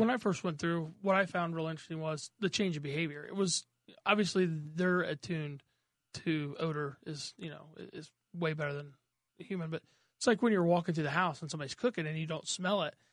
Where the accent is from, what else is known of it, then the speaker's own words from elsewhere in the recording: Mooreland, Indiana, United States; I didn't grow up down there. I grew up in Moreland.